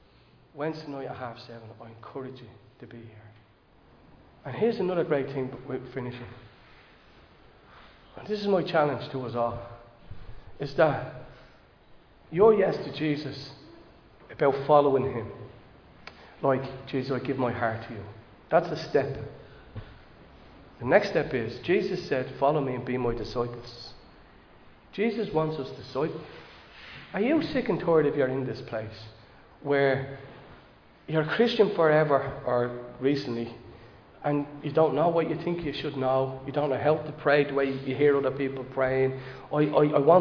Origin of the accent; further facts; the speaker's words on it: Dublin, Leinster, Ireland; I'm from Dolphins Barn.